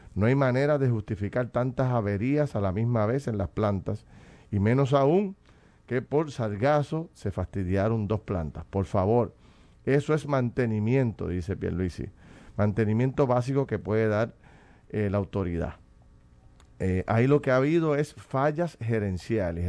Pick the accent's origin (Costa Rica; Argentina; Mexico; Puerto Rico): Puerto Rico; como puertorriqueño en mi casa